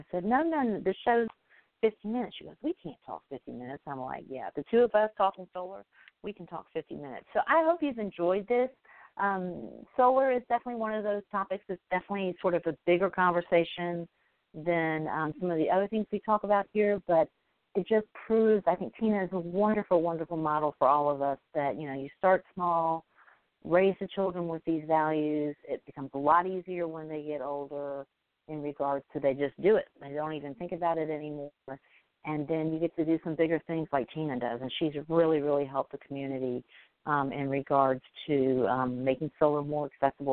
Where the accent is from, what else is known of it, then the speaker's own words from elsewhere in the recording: Alabama, United States; I'm from Alabama